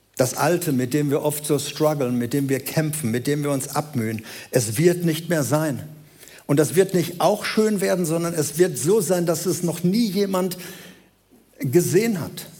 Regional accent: Germany; wir sind Deutsche

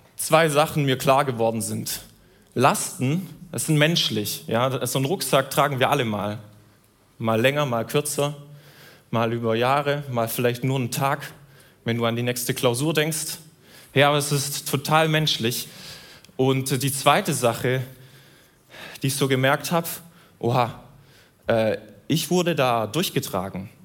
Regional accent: Southern Germany, Germany; Ich komme aus Süddeutschland.

